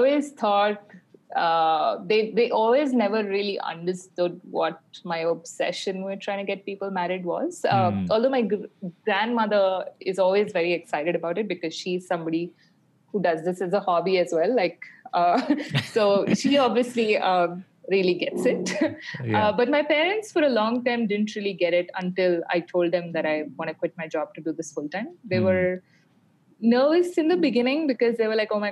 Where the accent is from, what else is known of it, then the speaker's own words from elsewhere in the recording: Bangalore, Karnataka, India; moved away as an adult; also born or lived in Barcelona, Spain; I grew up in Bangalore and I went to school in Bangalore.